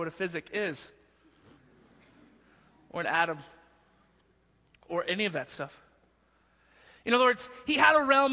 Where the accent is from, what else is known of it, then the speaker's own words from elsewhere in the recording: Texas, United States; now in Denver, United States; I was from Texas